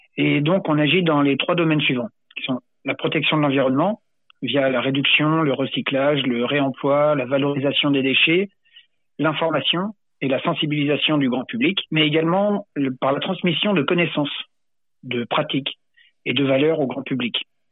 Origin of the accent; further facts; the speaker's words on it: Sainte-Marie-de-Ré, Nouvelle-Aquitaine, France; quand j'étais gamin, en fait, à Sainte-Marie-de-Ré